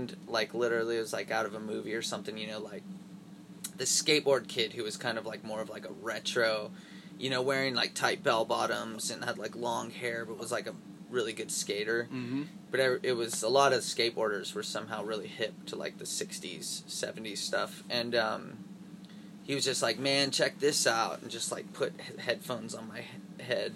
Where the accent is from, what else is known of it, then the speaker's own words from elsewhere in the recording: Northern California, United States; I grew up in the Northern California, like mountains, like ski area